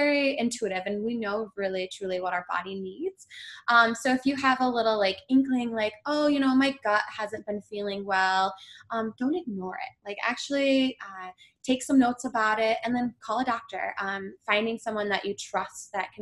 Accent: Michigan, United States; moved away as an adult; also born or lived in East Coast; now in Grand Rapids, United States; I'm originally from Michigan and then I've been gone for almost 10 years

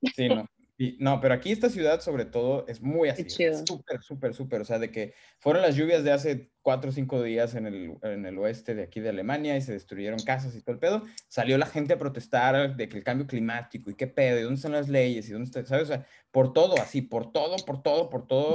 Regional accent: San Luis Potosí, Mexico; moved away as an adult; yo como mexicano de San Luis Potosí

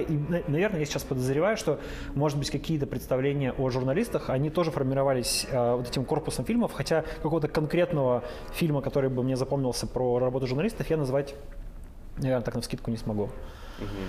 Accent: Yekaterinburg, Sverdlovsk Oblast, Russia; also born or lived in Kamensk-Uralsky; я практически коренной свердловчанин екатеринбуржец и живу в этом городе, ну, 32 года

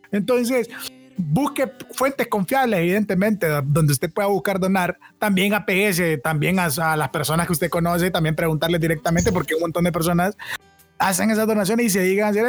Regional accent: Honduras; Como pueblo catracho.

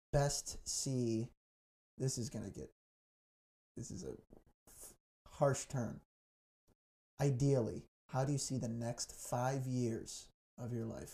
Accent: southwest suburbs of Chicago, Illinois, United States; also born or lived in Colorado; I'm like the southwest suburbs, far southwest suburbs, like really far south.

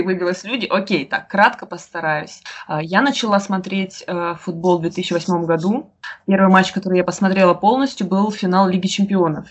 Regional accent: Rostov-on-Don, Rostov Oblast, Russia; also born or lived in Moscow; я Родилась в Ростове и жила и живу до сих пор, вот, если в Ростове

